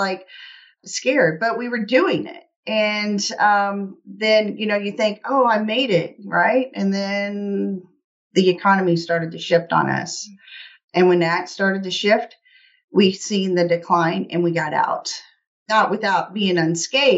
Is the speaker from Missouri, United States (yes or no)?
yes; Middle Missouri, United States; I am from Middle Missouri, you know, in the heartland of the U.S.